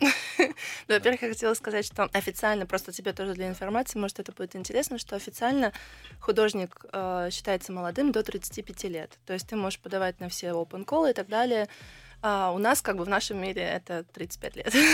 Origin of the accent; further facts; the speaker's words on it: Georgia; now in Russia; мой папа грузин, и я всё детство провела в Грузии